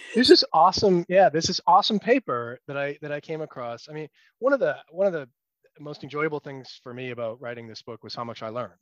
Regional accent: United States; as an American scientist

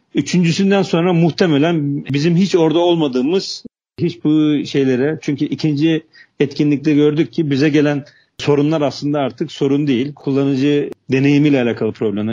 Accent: Trabzon, Turkey; moved away as an adult; also born or lived in Istanbul; Trabzon doğumluyum. Liseyi, liseye kadar Trabzon'da, üniversiteyi de, e, İstanbul'da okudum.

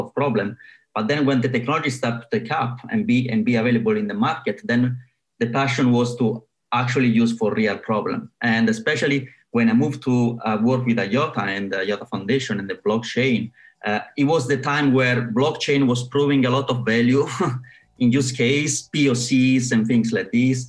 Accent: Italy; moved away as an adult; also born or lived in Rome, Italy / Surrey, United Kingdom; now in London, United Kingdom; I'm from Italy

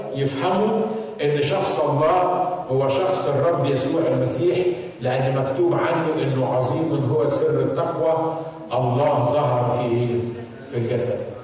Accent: Egypt; عندنا في مصر

